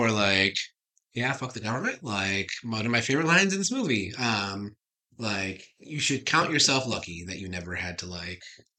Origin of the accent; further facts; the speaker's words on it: United States; watching this as an American